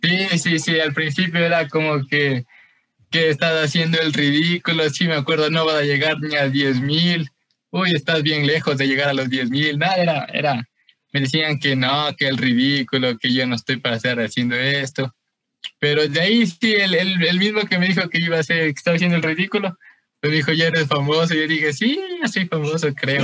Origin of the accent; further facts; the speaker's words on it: Quito, Pichincha, Ecuador; yo soy de Quito, aquí del norte, Quito el norte, eh, por, por Carcelén